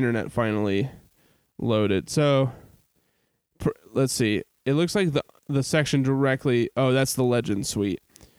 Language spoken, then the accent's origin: English; St. Louis, Missouri, United States; I was born in St. Louis.